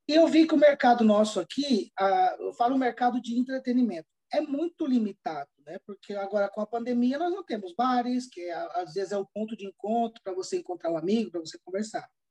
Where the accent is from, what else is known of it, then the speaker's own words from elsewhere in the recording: Campo Grande, Mato Grosso do Sul, Brazil; moved away as an adult; also born or lived in Londrina, Paraná / Canary Islands; now in Palma de Mallorca, Spain; eu sou natural de Londrina, do Paraná, mas eu fui criado no Mato Grosso do Sul, especialmente em Campo Grande.